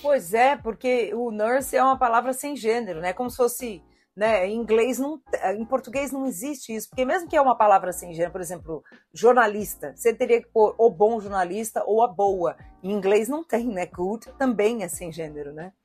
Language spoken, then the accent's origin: Portuguese; Southeast Brazil, Brazil; eu, como sudestina, né? Eu e o Thiago somos do Sudeste